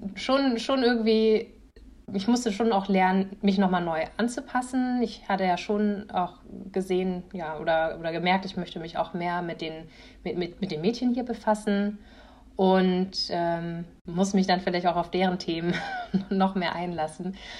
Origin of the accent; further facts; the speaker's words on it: a village in Schleswig-Holstein, Germany; Ich komme aus einem Dorf aus Schleswig-Holstein.